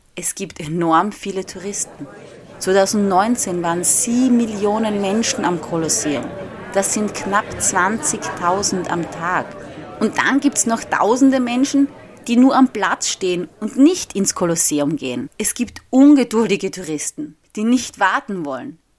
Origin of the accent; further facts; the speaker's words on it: Austria; first language German; moved away as an adult; now in Rome, Italy; in meinem Heimatort in Österreich